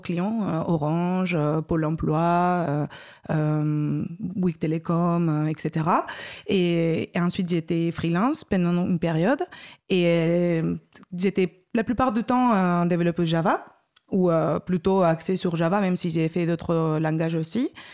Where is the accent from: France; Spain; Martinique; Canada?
Spain; Basque Country; moved away as an adult; also born or lived in Madrid, Spain; j'ai fait mes études en Espagne, au Pays Basque espagnol, ingénieure ingénieur en informatique, 5 ans. Et après, j'ai travaillé 3 ans à Madrid